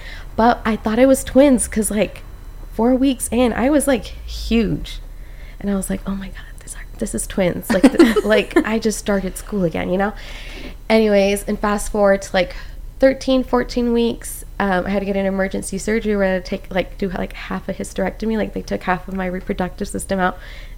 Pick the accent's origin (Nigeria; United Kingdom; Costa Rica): Costa Rica; And I'm Hispanic, I'm from Costa Rica, so it was very beautiful.